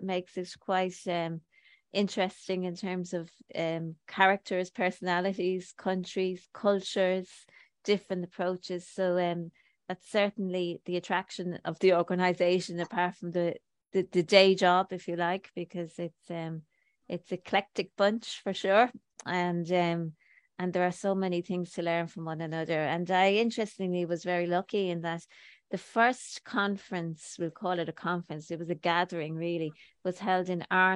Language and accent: English; Ireland; I'm from Ireland